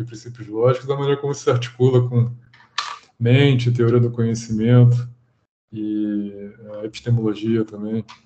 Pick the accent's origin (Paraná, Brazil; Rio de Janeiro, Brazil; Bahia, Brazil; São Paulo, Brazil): Rio de Janeiro, Brazil; eu sou natural do Rio